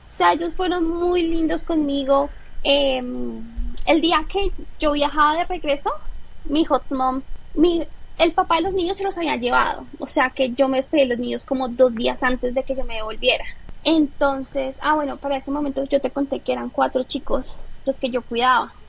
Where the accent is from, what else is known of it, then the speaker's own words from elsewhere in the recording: Colombia; moved away as an adult; nosotros como colombianos la visa siempre es un tema complicado